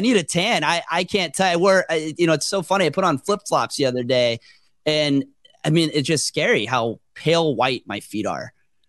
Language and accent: English; Jupiter, Florida, United States; We used to take a boat ride to the Bahamas when I grew up in Jupiter.